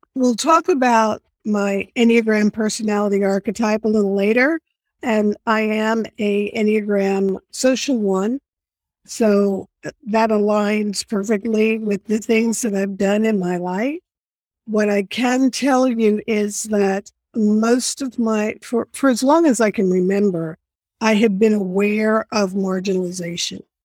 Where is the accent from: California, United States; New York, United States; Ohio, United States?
New York, United States; New York City; I was born and raised in New York City